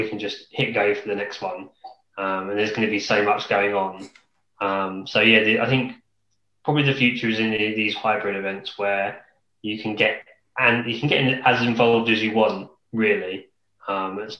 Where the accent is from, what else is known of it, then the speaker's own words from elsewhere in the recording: Kent, South East England, United Kingdom; I'm from Kent as well